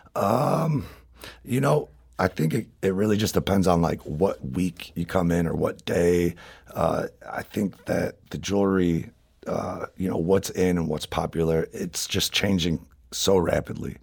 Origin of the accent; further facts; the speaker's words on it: St. Louis, Missouri, United States; being born and raised in Saint Louis